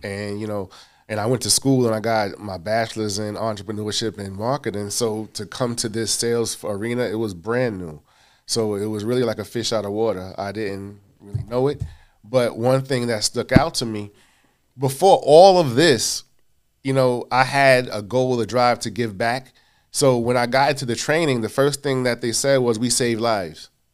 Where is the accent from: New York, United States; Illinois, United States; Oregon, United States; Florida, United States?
New York, United States; New York City; also born or lived in Hollis, Queens; Born in Hollis, Queens, raised in South Jamaica